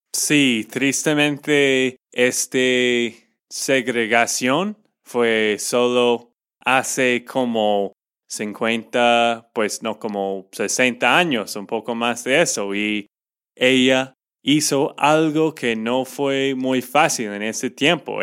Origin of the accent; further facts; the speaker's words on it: Texas, United States; de Texas, Estados Unidos